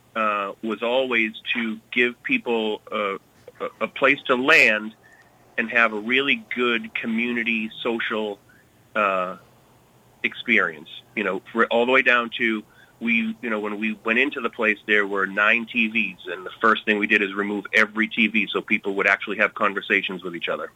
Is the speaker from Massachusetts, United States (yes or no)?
yes; Billerica, Massachusetts, United States; moved away as an adult; also born or lived in Lowell / New York City; I grew up in Billerica, but spent most of my time actually in Lowell.